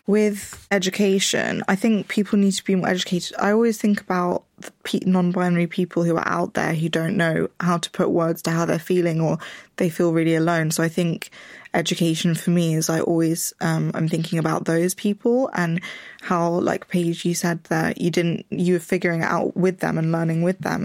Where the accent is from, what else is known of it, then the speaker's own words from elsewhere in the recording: London, United Kingdom; I grew up in Richmond, which is a, a very white place in London